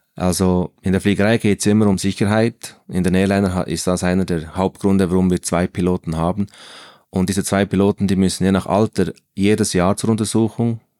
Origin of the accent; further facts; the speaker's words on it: Bern, Switzerland; also born or lived in Central Switzerland; ich bin in Bern aufgewachsen